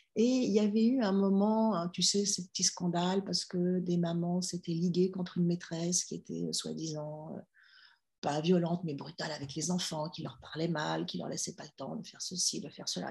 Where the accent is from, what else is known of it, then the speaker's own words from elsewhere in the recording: Villeurbanne, Auvergne-Rhône-Alpes, France; accent: Lyonnais; j'ai grandi en région lyonnaise, j'ai grandi à Villeurbanne